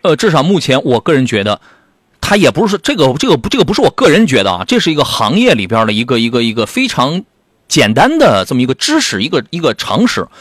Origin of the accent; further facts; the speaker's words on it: Qingdao, Shandong, China; moved away; 这我老家的朋友